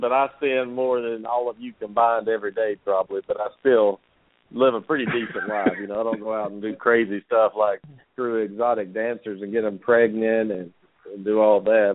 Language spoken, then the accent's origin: English; the South, United States; I'm from the South